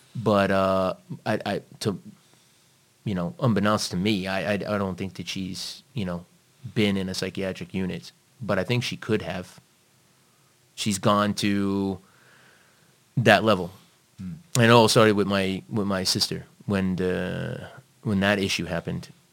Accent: New York City, New York, United States; accent: American; also born or lived in Long Island; now in Malta; I was born and raised in, in Brooklyn, but I also floated into uh, Long Island as well.

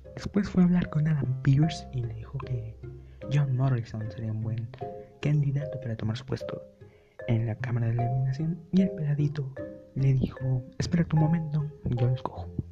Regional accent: Mexico; soy mexicano

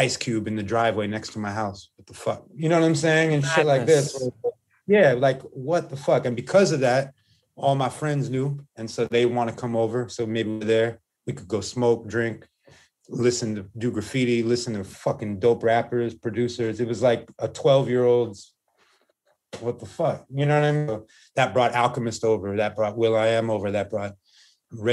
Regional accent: Los Angeles, California, United States; also born or lived in Hollywood / Santa Monica; I moved with my mom to where she can afford. And that was Venice

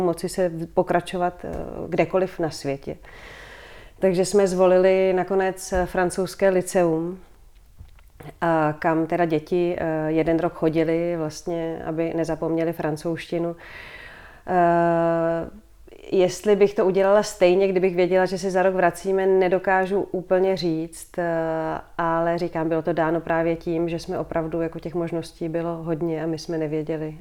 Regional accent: Prague, Czechia; moved away as an adult; also born or lived in Brussels, Belgium; Vrátili mm-hmm. jsme se do Prahy, vrátili jsme se v podstatě tady, do, dá se říct, do centra města, bydlíme tady dole v Holešovicích

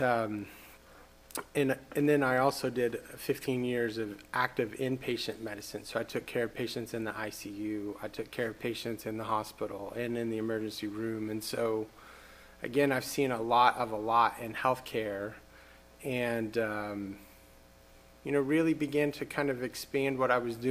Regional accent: Norman, Oklahoma, United States; also born or lived in Boston, Massachusetts; I grew up here in Norman, Oklahoma

